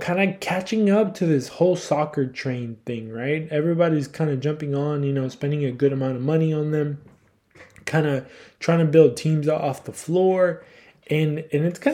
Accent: Houston, Texas, United States; being a Houstonian, you know, obviously we are from Houston here at Cuatro Cuatro Dos

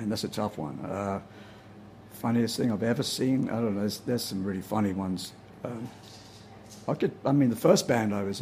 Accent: Bromley, London, United Kingdom; now in San Rafael, United States; Uh, in South London, Bromley, okay. in the county of Kent.

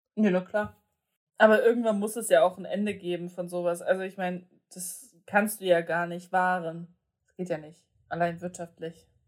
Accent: Germany; wir sind ja jetzt nur mal aus Deutschland

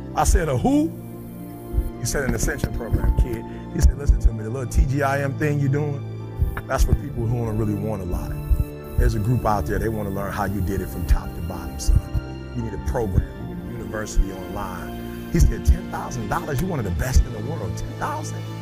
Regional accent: Detroit, Michigan, United States; I grew up in Motown

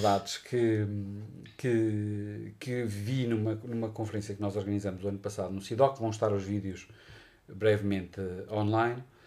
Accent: Portugal; nós portugueses

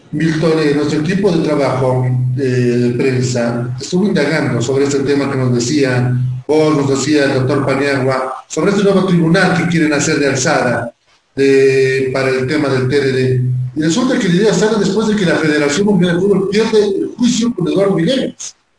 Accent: Bolivia; los bolivianos

